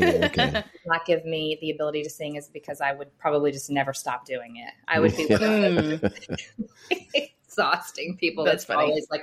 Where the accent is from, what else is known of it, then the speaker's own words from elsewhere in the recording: central Arkansas, United States; also born or lived in Atlanta, Georgia; now in Fayetteville, United States; So I'm from Arkansas originally. This is a kind of homecoming for me, even though I didn't grow up in this part of the state. I grew up about 3 hours east of here.